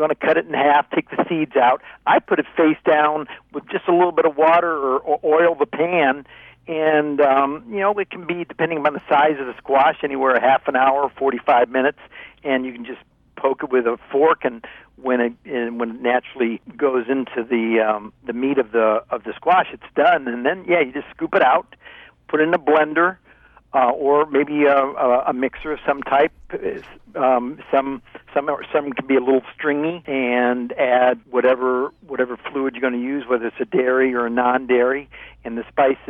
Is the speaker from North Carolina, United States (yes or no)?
no; Ohio, United States; You know, growing up in Ohio, maybe that's what was going on there.